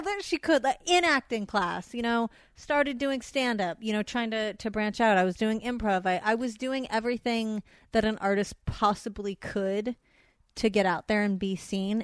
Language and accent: English; San Fernando Valley, California, United States; accent: Valley girl; growing up in the Valley, we have, uh, festival competitions